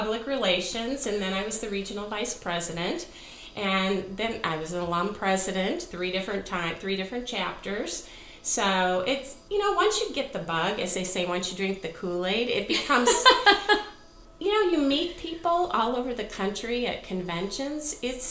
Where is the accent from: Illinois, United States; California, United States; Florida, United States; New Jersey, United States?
Illinois, United States; Two of us grew up outside of Chicago, and Marion and Barb grew up in the suburbs. Lynn and I were more downstate, as they say.